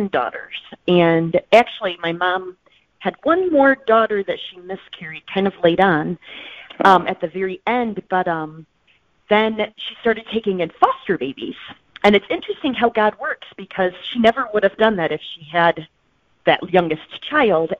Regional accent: Indiana, United States; I grew up in Indiana

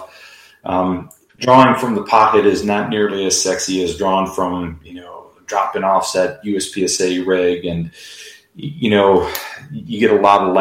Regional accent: Chicago, Illinois, United States; I grew up in Chicago and didn't really grow up around guns.

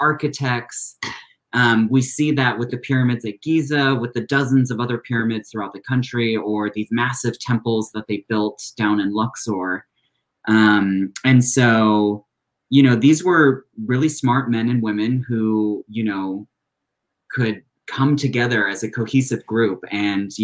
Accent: Santa Barbara County, California, United States; moved away as an adult; now in Egypt; I grew up here in California, up in Santa Barbara County

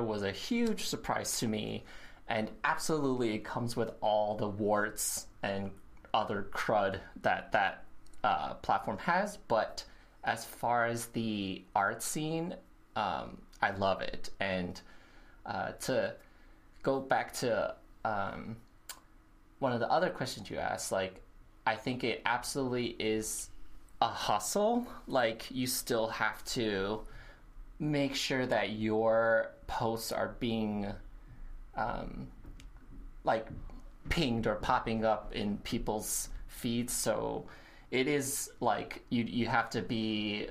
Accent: Chicago, Illinois, United States; also born or lived in New York; being a Chicagoan

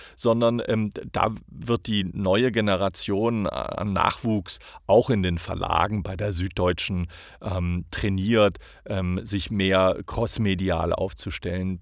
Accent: Hamburg, Germany; moved away as an adult; now in United States; ich sage Hamburger, ich bin Deutscher.

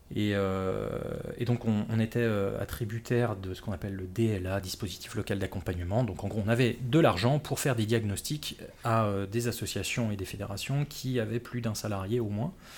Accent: Les Mureaux, Île-de-France, France; moved away; de la bonne banlieue de, Paris, à savoir euh, en l'occurrence les Mureaux où j'ai grandi.

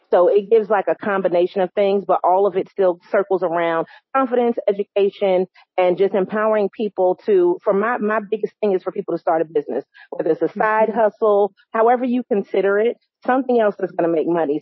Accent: New York, United States; now in North Carolina, United States; I am from New York

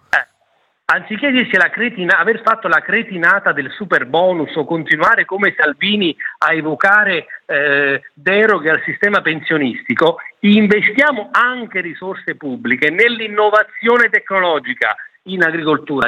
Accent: Campania, Italy; Io sono campano

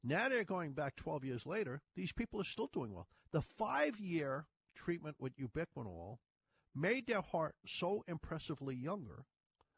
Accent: Ireland; accent: Irish; moved away; you hear my Irish? I said 30s. I was born in Ireland.

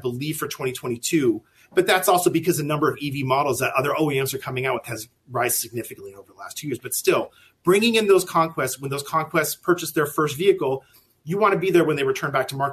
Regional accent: California, United States; moved away; I'm originally from California

